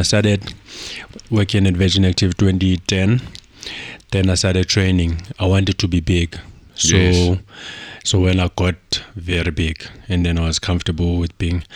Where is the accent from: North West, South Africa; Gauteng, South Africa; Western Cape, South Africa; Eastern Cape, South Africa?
Eastern Cape, South Africa; Mdantsane; moved away as an adult; now in Johannesburg, South Africa; I was born and raised in Eastern Cape in a place called Mdantsane